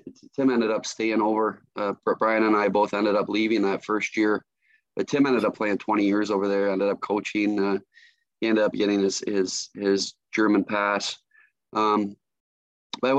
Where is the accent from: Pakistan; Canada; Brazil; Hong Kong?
Canada; Stratford, Ontario; moved away as an adult; also born or lived in Michigan; Growing up in Stratford